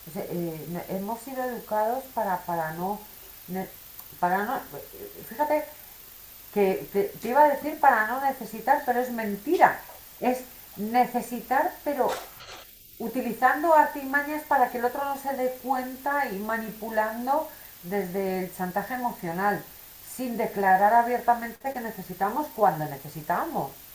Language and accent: Spanish; Spain; soy española